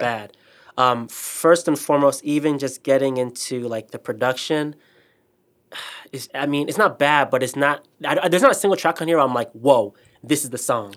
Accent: Ghana; moved away; Ghana, my hometown

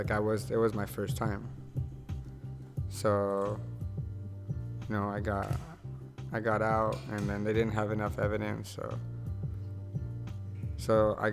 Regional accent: United States; moved away as an adult; I know I'm American

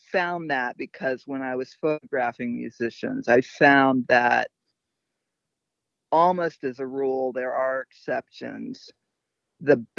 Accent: Detroit, Michigan, United States; I was born in Detroit

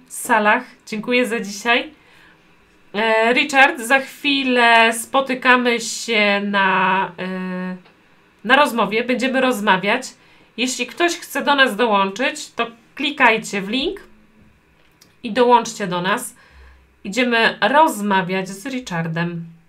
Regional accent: Poland; Ja urodziłam się w Polsce

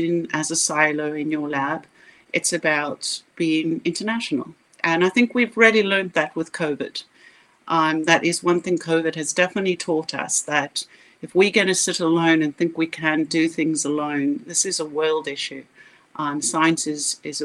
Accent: South Africa; If you can't hear my accent, I grew up in South Africa

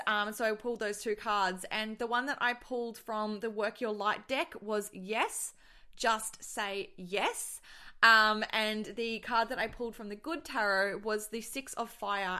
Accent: Australia; accent: Australian; I am Australian, and I'm just gonna try and stick to that accent

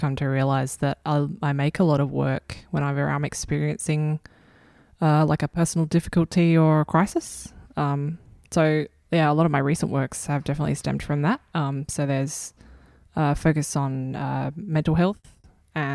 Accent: Adelaide, South Australia, Australia; I was born in Adelaide

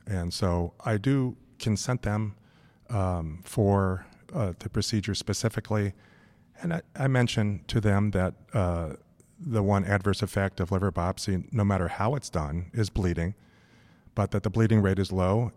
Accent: Los Angeles, California, United States; moved away as an adult; also born or lived in San Francisco / New York City; I grew up in Los Angeles.

